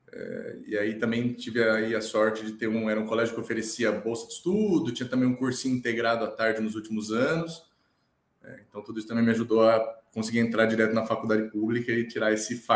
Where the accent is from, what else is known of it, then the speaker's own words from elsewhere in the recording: São Paulo, Brazil; born there; Eu nasci dia 2 de julho de 1991, aqui em São Paulo.